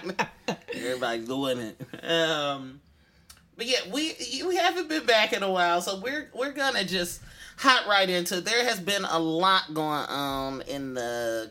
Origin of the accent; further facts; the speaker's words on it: Oakland, California, United States; I'm from the East. I'm from Oakland.